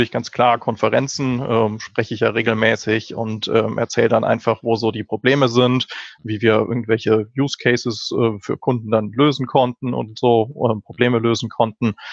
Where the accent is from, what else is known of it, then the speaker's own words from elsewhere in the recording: Berlin, Germany; ich komme aus Berlin, äh, dem wunderbaren Deutschland.